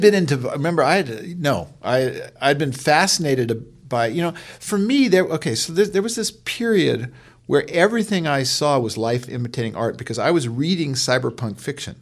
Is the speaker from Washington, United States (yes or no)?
no; Palo Alto, California, United States; I grew up in Palo Alto